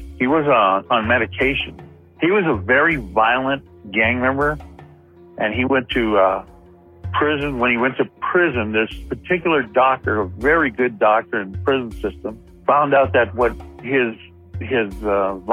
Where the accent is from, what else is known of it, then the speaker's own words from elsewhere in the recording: Compton, California, United States; I grew up in Compton.